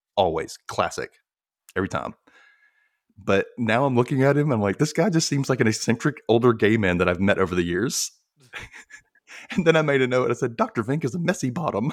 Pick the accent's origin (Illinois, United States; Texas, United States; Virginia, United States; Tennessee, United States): Tennessee, United States; Memphis; me and my cousins from here were like, "Memphis?"